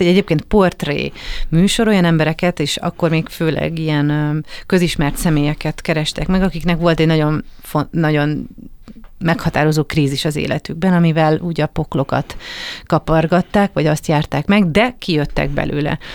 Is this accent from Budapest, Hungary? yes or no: yes; Budapest, Hungary; also born or lived in Kaposvár; Én budapesti vagyok